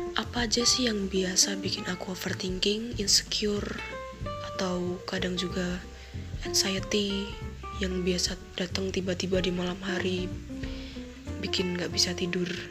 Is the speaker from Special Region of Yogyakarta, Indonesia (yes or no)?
yes; Yogyakarta, Special Region of Yogyakarta, Indonesia; accent: medok (Javanese); aku ngomongnya agak medok soalnya Kebetulan saya berasal dari Jogja